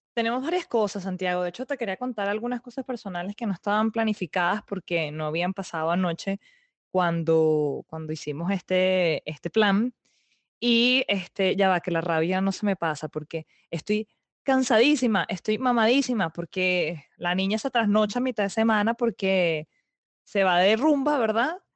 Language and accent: Spanish; Venezuela; moved away; yo soy muy venezolana